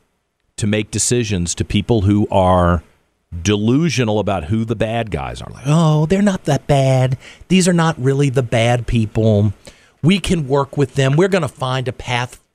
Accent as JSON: {"language": "English", "country": "United States", "said": "I'm an American"}